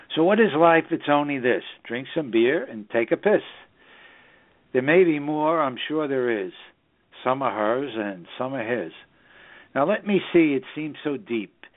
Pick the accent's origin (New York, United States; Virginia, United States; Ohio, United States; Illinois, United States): New York, United States; New York City; also born or lived in southern Hudson Valley, New York; the northern suburbs of New York City, which is my hometown